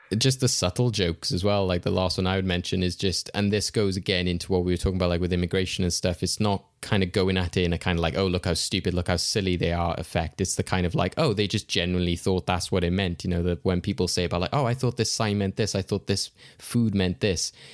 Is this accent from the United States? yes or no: no; United Kingdom; as a Brit